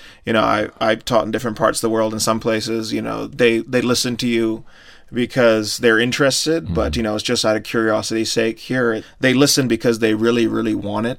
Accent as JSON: {"language": "English", "country": "India", "said": "I'm from India"}